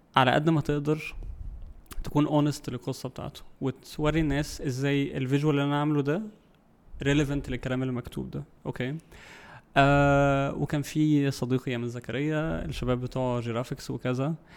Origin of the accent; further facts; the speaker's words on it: Egypt; عندنا في مصر